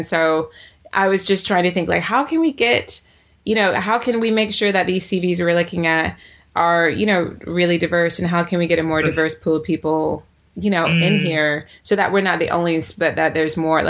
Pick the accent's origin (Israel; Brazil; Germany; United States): United States; the South; I grew up in the South where, you know, I grew up in America where particularly Black Americans, the slang we used differed according to what part of America you grew up